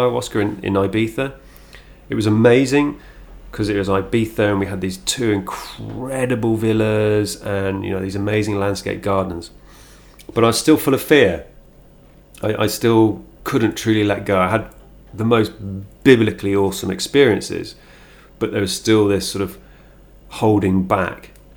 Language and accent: English; Worcestershire, West Midlands, United Kingdom; now in London, United Kingdom; I grew up just down the road from Warwickshire. I grew up in Worcestershire.